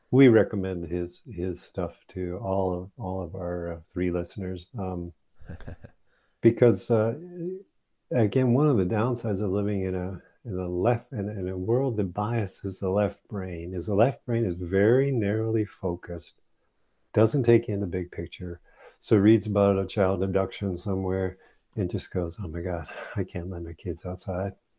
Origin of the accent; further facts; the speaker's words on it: Saginaw, Michigan, United States; I grew up in Saginaw, Michigan.